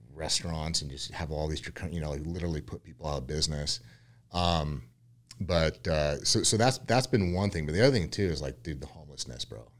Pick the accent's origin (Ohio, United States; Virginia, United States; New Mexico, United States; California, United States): California, United States; Yucca Valley; also born or lived in Westlake, California; I was born and raised in California, um, originally from a little small town called Yucca Valley out near Palm Springs